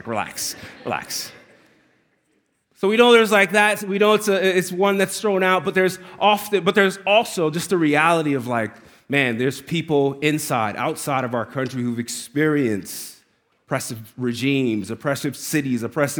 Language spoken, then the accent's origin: English; New York, United States; I'm from New York. We've been off-roading all the time.